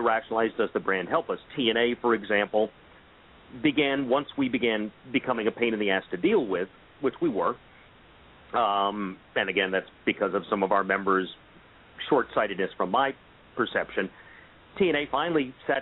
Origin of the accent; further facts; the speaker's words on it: Miami, Florida, United States; I grew up in Miami, Florida.